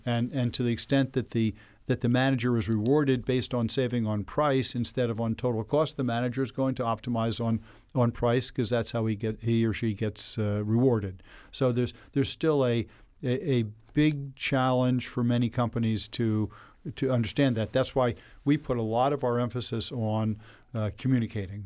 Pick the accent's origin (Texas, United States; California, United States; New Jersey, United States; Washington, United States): New Jersey, United States; Elizabeth; born or raised there